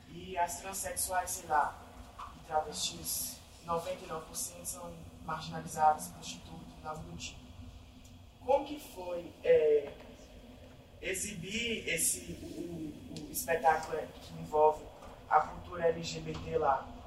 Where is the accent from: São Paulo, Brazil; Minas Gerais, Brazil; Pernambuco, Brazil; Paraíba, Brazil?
Minas Gerais, Brazil; the Valley; eu sou do Vale.